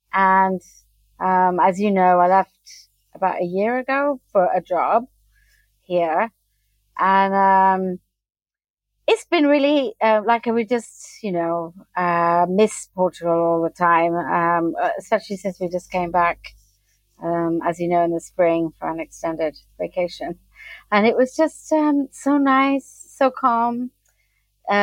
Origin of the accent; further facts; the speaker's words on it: Kenya; now in United Kingdom; I'm half American, half British, but I grew up in Africa, in Kenya.